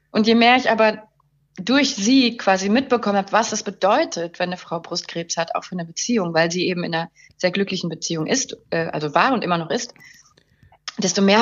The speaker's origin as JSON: {"language": "German", "country": "Luxembourg", "said": "Ich komme ursprünglich aus Luxemburg, ähm, bin ähm, geboren von einer deutschen Mutter und einem französisch-schottischen Vater"}